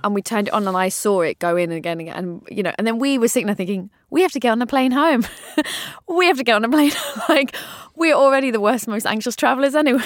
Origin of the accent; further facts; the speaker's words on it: London, United Kingdom; I was brought up with, um, a bomb that went off around the corner, went in Wood Green when I was a kid